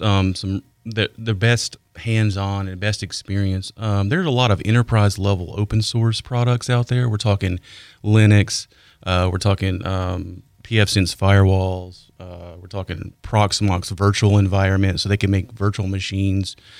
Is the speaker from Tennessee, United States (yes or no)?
yes; Nashville, Tennessee, United States; moved away as an adult; now in Pensacola, United States; I'm from Nashville